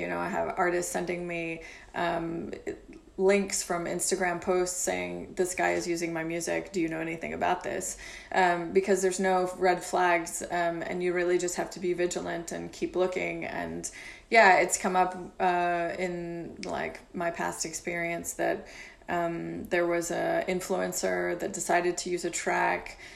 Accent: Louisville, Kentucky, United States; moved away as an adult; also born or lived in Glasgow, Scotland / London; now in Paris, France; I was born in Louisville, Kentucky, in the U.S.

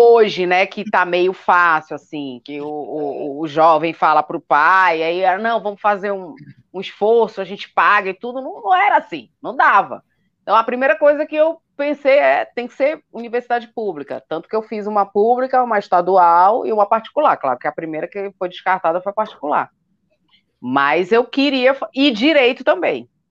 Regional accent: Belém, Pará, Brazil; now in Brasília, Brazil; Eu sou de Belém. As pessoas às vezes acham que sou do Rio por causa do meu chiado, mas sou de Belém do Pará

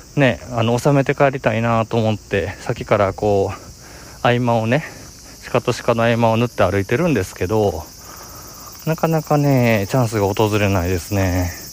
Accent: Nara, Japan; moved away; 奈良といえば、えー、まあ、僕の実 家ですよね。

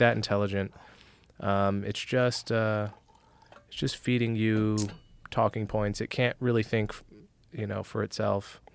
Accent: New Jersey, United States; moved away; I grew up in North Jersey right outside of New York

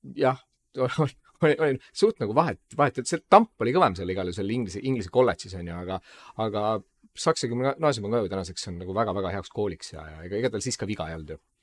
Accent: Tallinn, Harju County, Estonia; me mõlemad oleme kasvanud üheksakümnendate Mustamäel

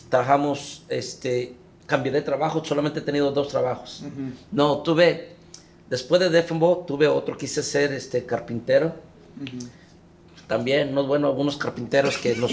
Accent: San Juan de los Lagos, Jalisco, Mexico; also born or lived in Guadalajara / Aguascalientes; now in United States; Yo nací en Guadalajara, pero me crié en San Juan de los Lagos, Jalisco

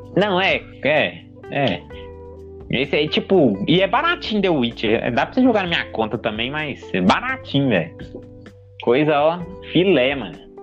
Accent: Brazil; a gente é brasileiro

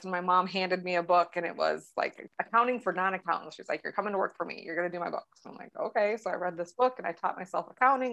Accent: Milbank, South Dakota, United States; now in Sioux Falls, United States; I live in Sioux Falls, South Dakota. I grew up in this small town called Milbank, like 3,200 people at its peak, maybe

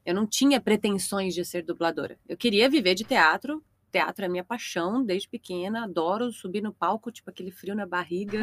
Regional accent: Nova Juventina, Mato Grosso, Brazil; moved away as an adult; also born or lived in Belo Horizonte; now in São Paulo, Brazil; sou de Nova Juventina, no Mato Grosso, mas fui pra Belo Horizonte fazer a faculdade na U F M G

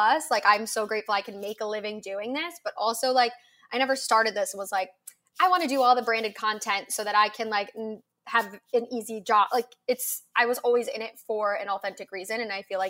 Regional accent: suburb outside of Cleveland, Ohio, United States; I grew up in an Ohio and like a suburb outside of Cleveland.

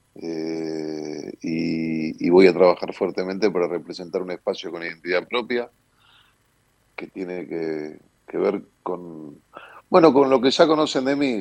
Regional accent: Buenos Aires, Argentina; soy porteño, eh, nací en esta mi ciudad

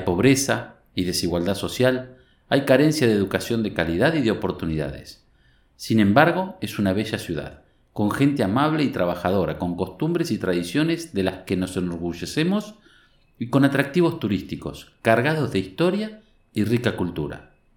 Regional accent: Tandil, Buenos Aires Province, Argentina; Nací y vivo en Tandil

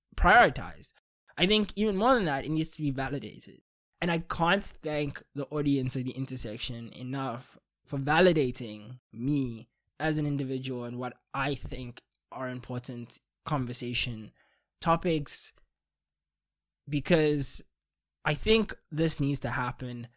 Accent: South Africa; as a South African

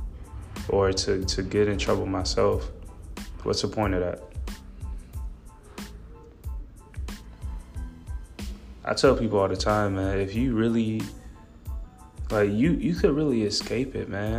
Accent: Gary, Indiana, United States; I'm from Gary, Indiana, which I'm very proud to be

